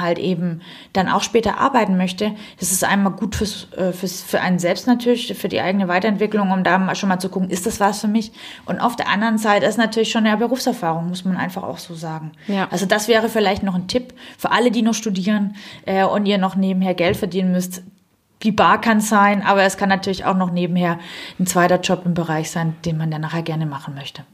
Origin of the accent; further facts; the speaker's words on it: Southern Germany, Germany; accent: southern German dialect; also born or lived in Stuttgart; now in Berlin, Germany; Ich bin ursprünglich aus Süddeutschland, wie mhm. man vielleicht an meinem kleinen Dialekt leicht hört